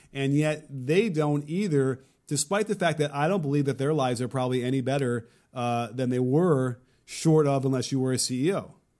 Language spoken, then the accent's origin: English; Chicago, Illinois, United States; I grew up in Chicago